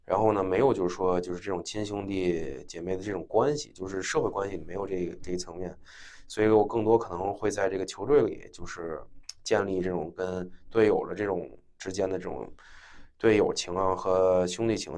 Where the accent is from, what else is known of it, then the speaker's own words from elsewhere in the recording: China; moved away as an adult; also born or lived in Beijing, China / Maine, United States; 因为我一直从小嗯。在国内上学，一直到高中 ，呃，读完国际部嗯。在北京，然后之后才出国嗯读的本科嘛